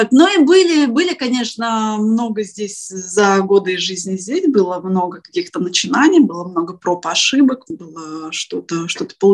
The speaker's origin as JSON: {"language": "Russian", "town": "Prokopyevsk", "region": "Kemerovo Oblast", "country": "Russia", "tie": "born or raised there", "also_born_or_lived": "Novokuznetsk", "moved": "as an adult", "lives_now": "Varna, Bulgaria", "said": "А, я приехала из Сибири, а, Родилась я вообще в очень маленьком таком шахтерском городке. Называется он Прокопьевск, это в Кемеровской области."}